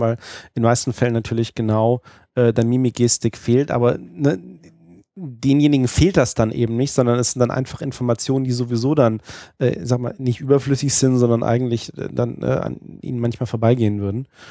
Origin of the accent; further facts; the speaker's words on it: Hesse, Germany; also born or lived in Hanover / Düsseldorf; ich bin Hesse